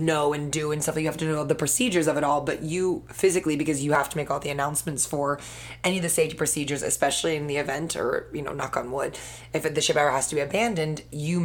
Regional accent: England, United Kingdom; As an Englishman

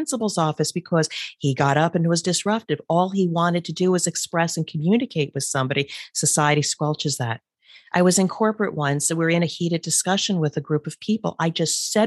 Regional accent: New Jersey, United States; moved away; We're originally from the East Coast, so Jersey people like to bust chops.

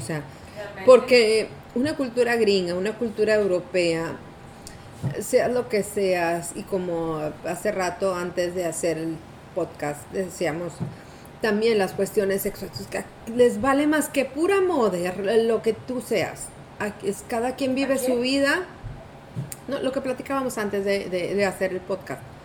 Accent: Mexico; la cultura que nos inculcaron como mexicanos

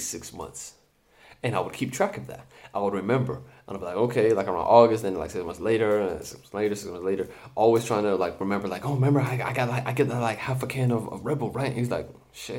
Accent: Palestine; first language English; I'm from Palestine

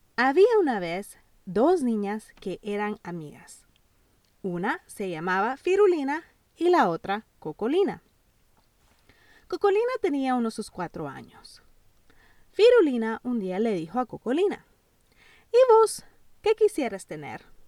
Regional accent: El Salvador; Yo nací en El Salvador

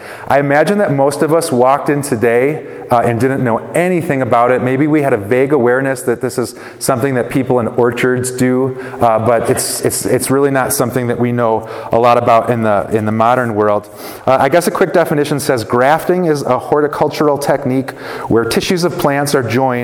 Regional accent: Wisconsin, United States; moved away; since I moved away from Wisconsin

